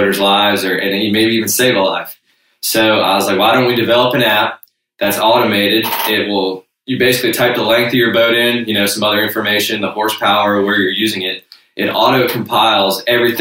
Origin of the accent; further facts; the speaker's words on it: Myrtle Beach, South Carolina, United States; moved away as an adult; now in Charleston, United States; I was raised in Myrtle Beach, South Carolina